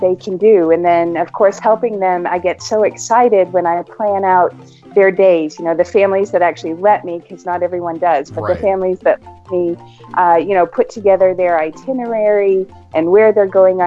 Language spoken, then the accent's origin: English; Maine, United States; now in Knoxville, United States; We're actually from Maine, and I have 12 brothers and sisters